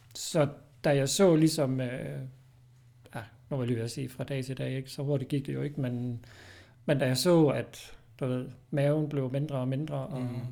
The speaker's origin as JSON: {"language": "Danish", "town": "Odense", "region": "Southern Denmark", "country": "Denmark", "tie": "born or raised there", "moved": "as an adult", "lives_now": "Fredericia, Denmark", "said": "bor i Fredericia. Kommer oprindeligt fra Odense"}